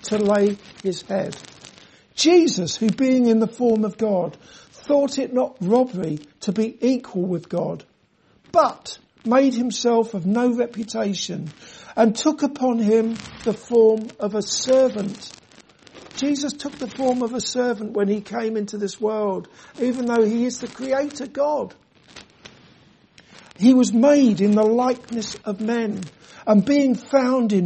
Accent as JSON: {"language": "English", "region": "London", "country": "United Kingdom", "tie": "born or raised there", "moved": "yes", "said": "When I grew up in London"}